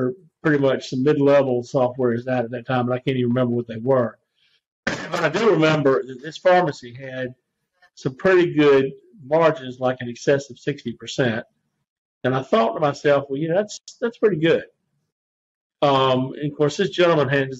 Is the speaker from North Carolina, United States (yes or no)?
yes; Raleigh, North Carolina, United States; also born or lived in Blacksburg, Virginia; now in Edenton, United States; came back to my hometown of Raleigh, where I grew up